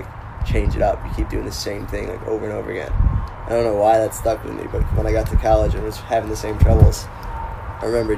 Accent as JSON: {"language": "English", "town": "Greece", "region": "New York", "country": "United States", "tie": "born or raised there", "also_born_or_lived": "Victor, New York", "said": "I grew up in Greece, which is a half hour from Victor"}